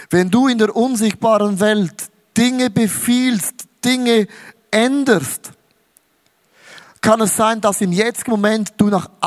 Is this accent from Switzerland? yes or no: yes; Switzerland; Auch als Schweizer geht nicht. Merkst, ich bin so ein Schweizer.